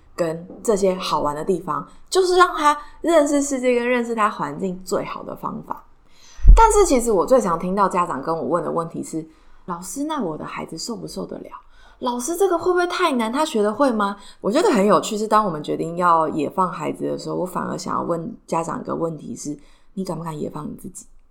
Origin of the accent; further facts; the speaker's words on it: Taiwan; 我家住在信义区，不是因为我们家特别有钱，完全不是，是因为我们就是出生在这里